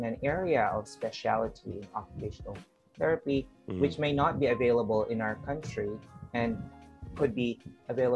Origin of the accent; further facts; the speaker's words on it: Philippines; I'm an occupational therapist from the Philippines.